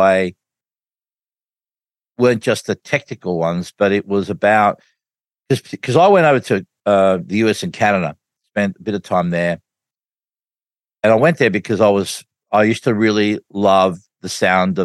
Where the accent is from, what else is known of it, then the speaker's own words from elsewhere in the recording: Australia; I'm from Australia